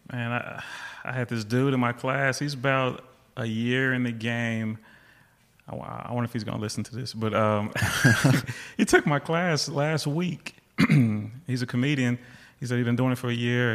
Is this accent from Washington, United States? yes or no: yes; Seattle, Washington, United States; moved away; I was born in Seattle. My mom still lives there.